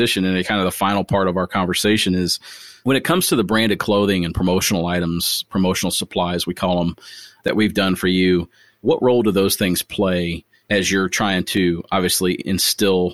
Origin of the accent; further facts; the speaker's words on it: Springfield, Ohio, United States; moved away; my hometown, Springfield, Ohio